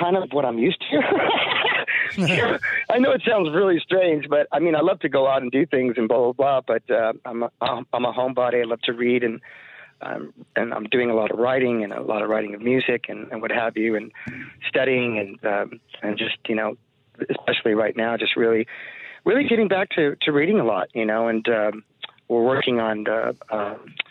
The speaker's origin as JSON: {"language": "English", "town": "Los Angeles", "region": "California", "country": "United States", "tie": "born or raised there", "said": "as an American and being born and raised in L.A., here in California"}